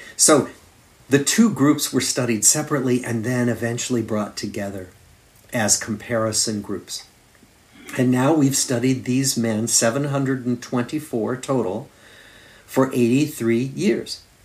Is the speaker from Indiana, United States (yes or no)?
no; Des Moines, Iowa, United States; moved away as an adult; also born or lived in Massachusetts; now in Boston, United States; I grew up in Des Moines, Iowa, in the Middle West of the United States.